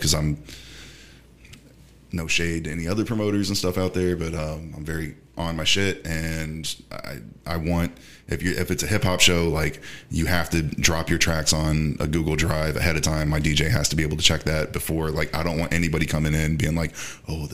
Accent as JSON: {"language": "English", "town": "Houston", "region": "Texas", "country": "United States", "tie": "born or raised there", "also_born_or_lived": "Baltimore, Maryland / Grover, Wyoming", "said": "I was raised mostly here"}